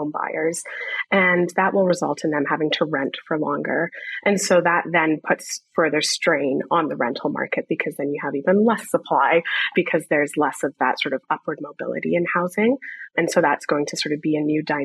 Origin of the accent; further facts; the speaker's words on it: Toronto, Ontario, Canada; born and raised in Toronto